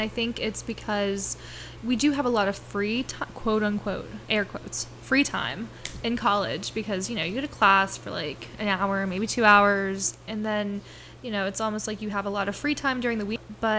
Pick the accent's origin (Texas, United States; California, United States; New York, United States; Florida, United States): Florida, United States; Okeechobee; My hometown.